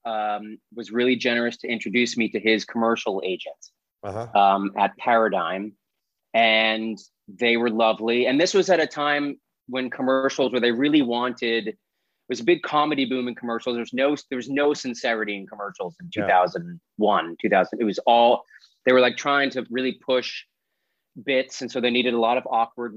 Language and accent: English; Weymouth, Massachusetts, United States; also born or lived in New York; now in Los Angeles, United States; I grew up in suburban Boston in a town called Weymouth, which is on the South Shore, about 30 minutes south of Boston